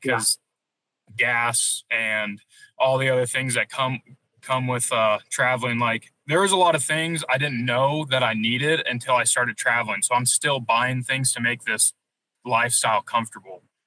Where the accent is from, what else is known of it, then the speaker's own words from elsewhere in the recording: Missouri, United States; moved away as an adult; being from Missouri